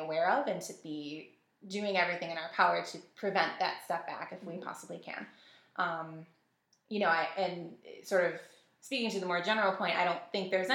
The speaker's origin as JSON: {"language": "English", "town": "Buffalo", "region": "New York", "country": "United States", "tie": "born or raised there", "also_born_or_lived": "Amherst, New York", "said": "I'm born and raised in the Buffalo area."}